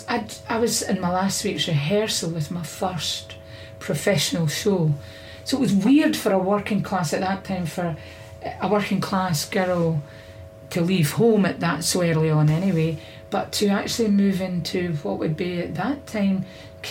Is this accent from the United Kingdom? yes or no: yes; Glasgow, Scotland, United Kingdom; I was brought up in Easter House